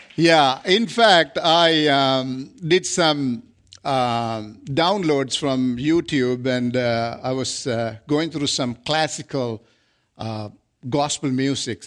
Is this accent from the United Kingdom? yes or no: no; Sri Lanka; moved away as an adult; now in Canada; I come from Asia, South Asia.